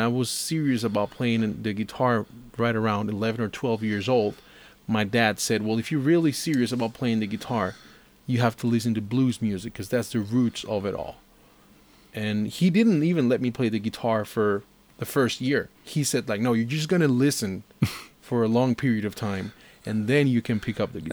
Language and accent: English; Costa Rica; coming from Costa Rica